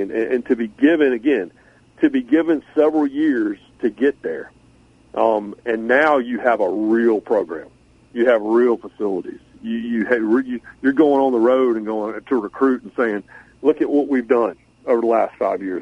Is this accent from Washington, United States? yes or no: no; Raleigh, North Carolina, United States; I grew up in Raleigh